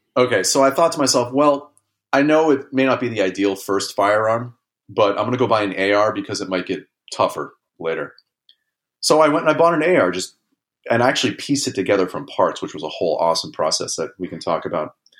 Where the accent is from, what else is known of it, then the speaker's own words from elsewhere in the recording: Los Angeles, California, United States; I grew up in Los Angeles in kind of a suburban L A neighborhood